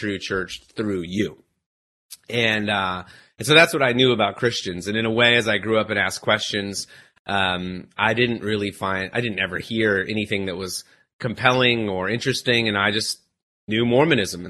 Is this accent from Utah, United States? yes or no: yes; Utah, United States; moved away; So I grew up in Utah. That's the life that I knew.